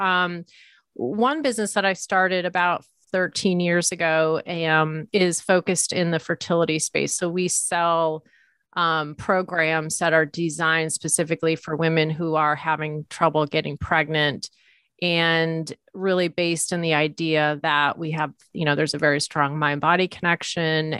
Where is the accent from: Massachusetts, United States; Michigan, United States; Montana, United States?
Massachusetts, United States; Leominster; moved away as an adult; also born or lived in New York City; I grew up in a blue collar town, central Massachusetts, kind of near Worcester, town called Leominster